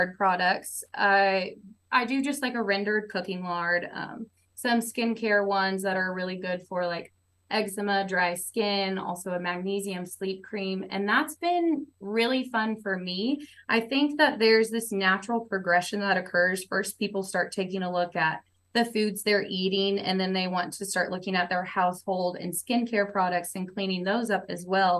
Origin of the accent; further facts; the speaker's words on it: Tulsa, Oklahoma, United States; I'm from Oklahoma, born and raised in Tulsa